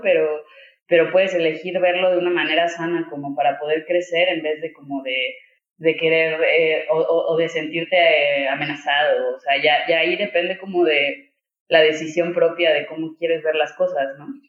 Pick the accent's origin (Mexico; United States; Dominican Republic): Mexico; como mexicano reconoces, o mexicana más bien reconoces ese tipo de machismo